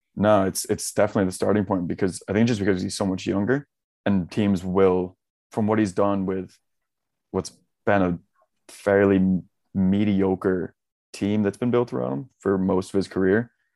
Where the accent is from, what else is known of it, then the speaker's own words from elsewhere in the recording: near Buffalo, New York, United States; now in Ireland; I was grew up very close to the Buffalo Bills, so everyone in my area is big Bills fans